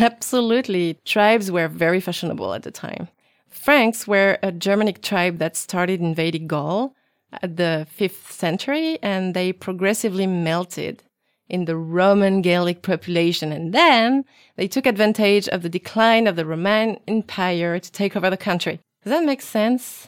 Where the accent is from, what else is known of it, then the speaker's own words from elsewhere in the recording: Brittany, France; I was born in Brittany, um, but I never learned the language